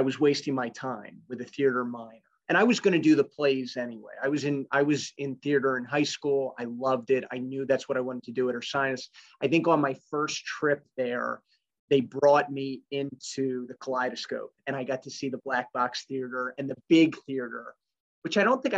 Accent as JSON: {"language": "English", "town": "West Chester", "region": "Pennsylvania", "country": "United States", "tie": "born or raised there", "said": "I grew up in Westchester, in Chester County"}